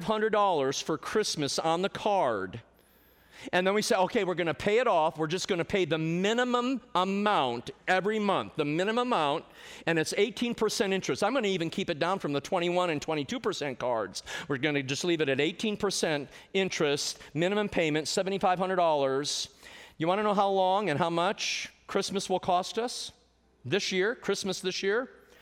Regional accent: Michigan, United States; when I was a loan officer in a very large bank up in Michigan, my home state

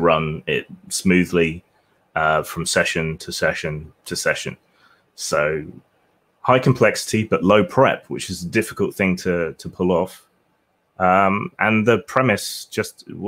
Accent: England, United Kingdom; I'm English.

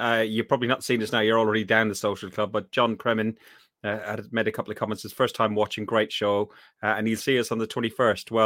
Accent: Ireland; I'm Irish.

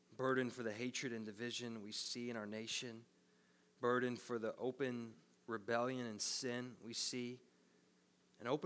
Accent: United States; we're American citizens

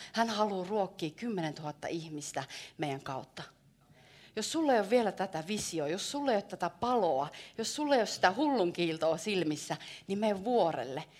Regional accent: Savo, Finland; mä oon savolainen.

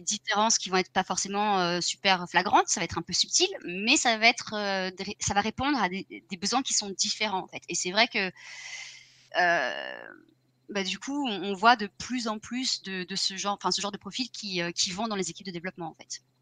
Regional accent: France; now in Ireland; je suis française aussi

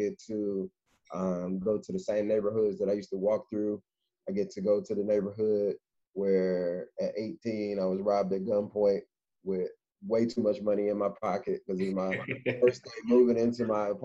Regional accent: Indianapolis, Indiana, United States; now in Cincinnati, United States; Born and raised in Indianapolis, Indiana, and currently living in Cincinnati, Ohio

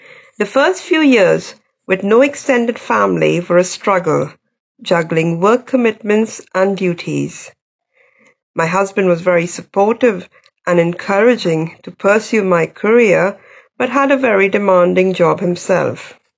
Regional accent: India; moved away as an adult; also born or lived in USSR; now in United Kingdom; I was born and brought up in India. My father was an army doctor and in my childhood I lived in different cities in India. When I was 18 years old, I went to USSR from Delhi

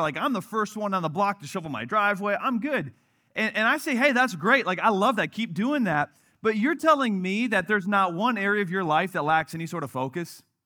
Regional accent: Wisconsin, United States; now in Chicago, United States; where I grew up in Wisconsin

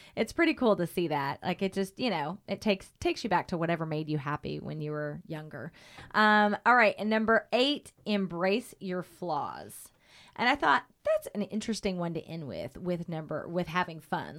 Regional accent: Oklahoma, United States; moved away; when I was a kid, growing up in Oklahoma

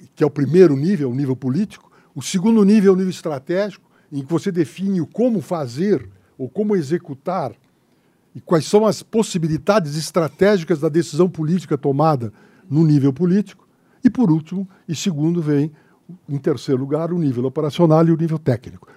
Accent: Santa Maria, Rio Grande do Sul, Brazil; moved away; Eu que vim de Santa Maria da Boca do Monte, Santa Maria é da Boca do Monte

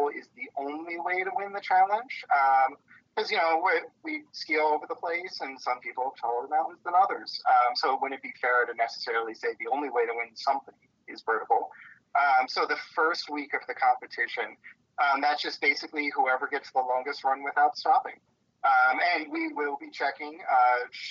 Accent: Poconos, Pennsylvania, United States; where I grew up in the Poconos

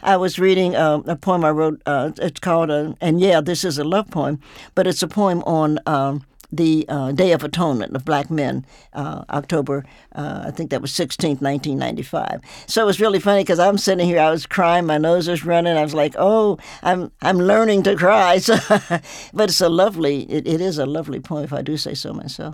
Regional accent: the South, United States; I'm old, so I grew up in the South with guns and things of that nature

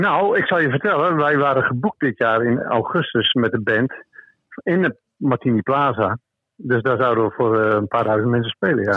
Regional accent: Beverwijk, North Holland, Netherlands; ik ben in Beverwijk geboren

